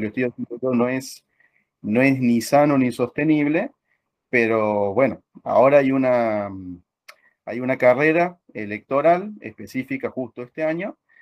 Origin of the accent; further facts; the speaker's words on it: Argentina; somos argentinos